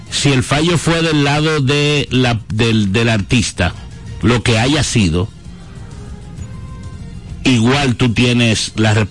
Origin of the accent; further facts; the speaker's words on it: Dominican Republic; Porque vamos a suponer que porque nosotros como dominicanos al fin siempre tenemos siempre le ponemos una duda a lo que pasa.